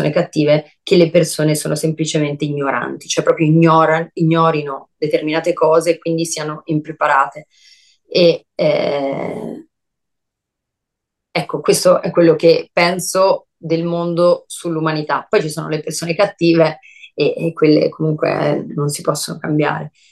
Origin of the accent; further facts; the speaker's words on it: Brescia, Lombardy, Italy; moved away; Quando me ne sono andata da Brescia, io me ne sono andata con tanta rabbia rispetto a tutte le persone